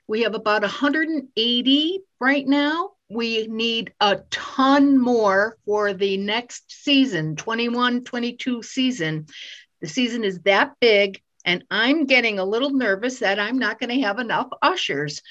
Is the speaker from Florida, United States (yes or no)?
no; Waterbury, Connecticut, United States; I I grew up in Waterbury